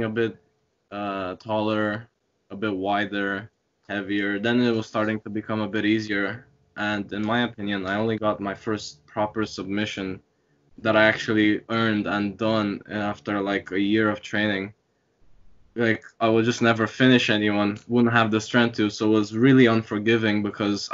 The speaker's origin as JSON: {"language": "English", "country": "Ireland", "tie": "born or raised there", "also_born_or_lived": "Romania", "lives_now": "Dublin, Ireland", "said": "I come from Romania, although I have a lot of Hungarian blood in me because of my parents, just born and raised there. When I was 9, I moved here into Ireland"}